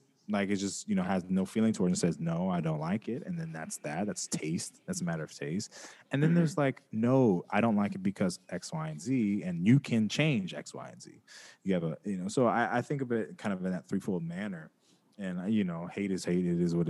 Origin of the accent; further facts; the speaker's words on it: West Coast, United States; Like, I'm from the West Coast, so we were rocking with it for a long time.